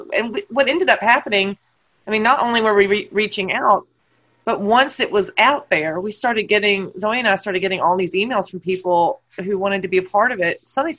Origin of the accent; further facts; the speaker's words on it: United States; moved away as an adult; also born or lived in New Jersey; now in Canterbury, United Kingdom; as an American, having moved from America to the UK